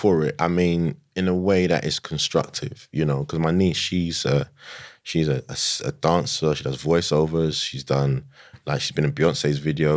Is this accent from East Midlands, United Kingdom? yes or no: no; London, United Kingdom; I'm from Tottenham, innit?